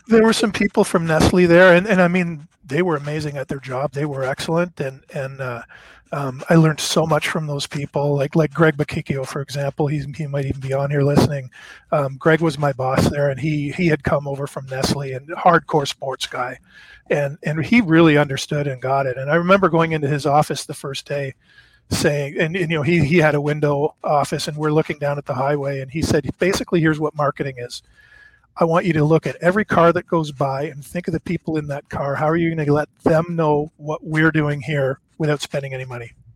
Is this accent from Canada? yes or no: yes; Canada; moved away as an adult; now in Dallas, United States; I'm Canadian, I'm working in the States, so I'm on a visa.